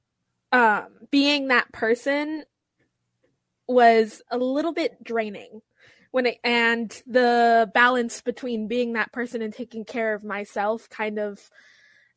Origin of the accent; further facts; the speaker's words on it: Central Valley, California, United States; I'm from Central Valley in California